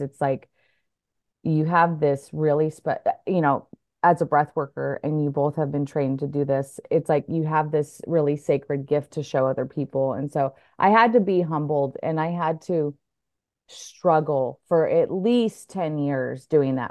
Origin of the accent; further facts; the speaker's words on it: Oregon, United States; moved away as an adult; also born or lived in Santa Barbara; I'm from Oregon